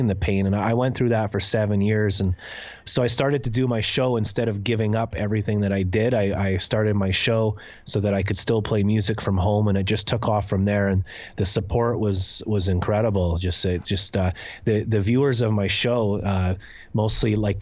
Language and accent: English; Canada; moved away as an adult; also born or lived in Scotland; I grew up in Canada from the age of like 5 to 20. But I spent the other part of my life in Scotland.